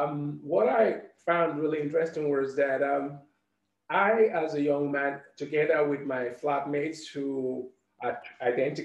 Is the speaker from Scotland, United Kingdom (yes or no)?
no; London, United Kingdom; as a young Black man growing up in London, ever experienced any kind of overt racism